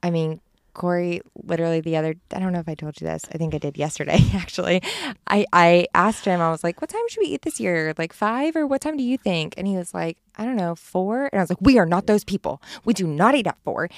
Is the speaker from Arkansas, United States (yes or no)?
yes; Springdale, Arkansas, United States; there was, like, six thousand in my hometown